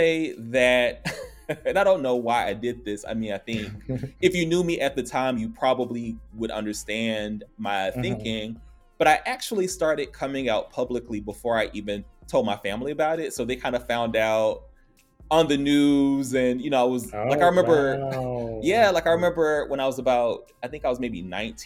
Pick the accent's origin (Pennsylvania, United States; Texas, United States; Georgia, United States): Georgia, United States; Atlanta; also born or lived in New York; I'm from Atlanta, Georgia.